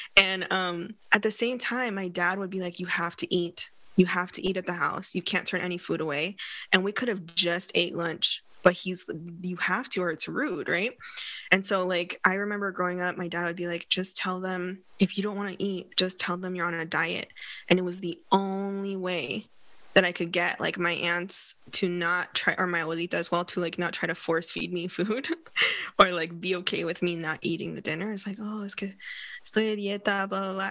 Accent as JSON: {"language": "English", "region": "West Coast of the United States", "country": "United States", "tie": "born or raised there", "also_born_or_lived": "London, United Kingdom / Barcelona, Spain / Philadelphia, United States", "said": "on the West Coast, when I was growing up"}